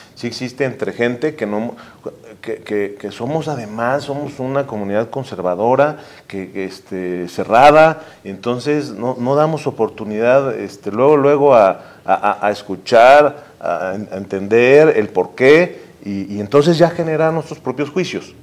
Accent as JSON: {"language": "Spanish", "region": "Puebla", "country": "Mexico", "said": "los poblanos somos exigentes, los poblanos somos, cuestionamos, los poblanos somos complejos"}